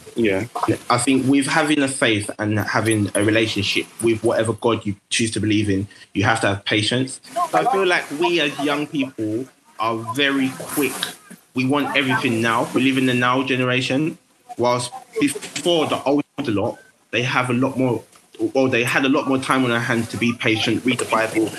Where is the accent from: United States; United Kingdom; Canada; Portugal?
United Kingdom; London; I grew up in Tower Hamlets